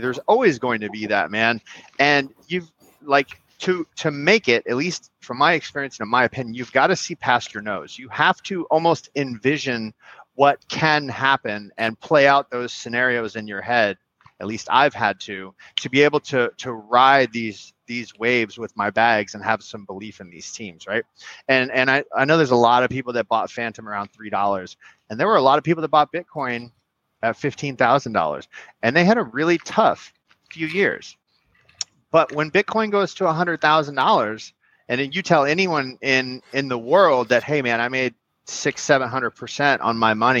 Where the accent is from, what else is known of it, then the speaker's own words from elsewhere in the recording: Miami, Florida, United States; Like, I'm from Miami. It's all good.